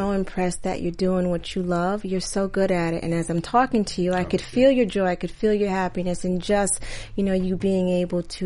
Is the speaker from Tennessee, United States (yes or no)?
no; New York City, New York, United States; we grew up in Queens